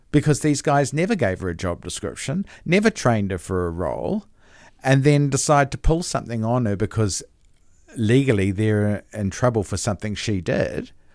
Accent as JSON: {"language": "English", "country": "New Zealand", "tie": "born or raised there", "said": "I'm a Kiwi. I was born here"}